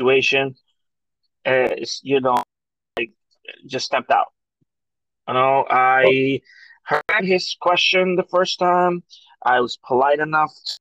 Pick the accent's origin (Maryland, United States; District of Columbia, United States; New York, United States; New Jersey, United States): New York, United States; now in Florida, United States; we both have family and we come from New York